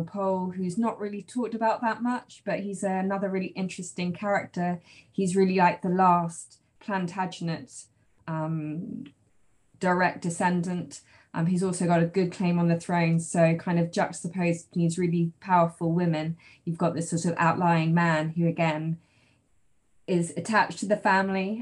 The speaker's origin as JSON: {"language": "English", "region": "London", "country": "United Kingdom", "tie": "born or raised there", "said": "I grew up in London"}